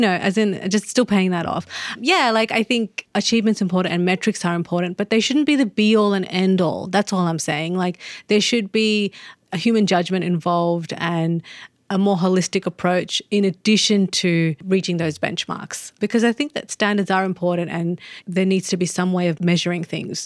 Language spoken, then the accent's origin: English; Australia; as an Australian